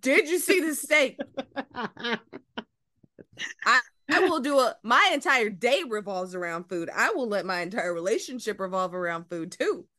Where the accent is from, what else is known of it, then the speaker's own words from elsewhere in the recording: Georgia, United States; also born or lived in Phenix City, Alabama; now in Los Angeles, United States; I am from Georgia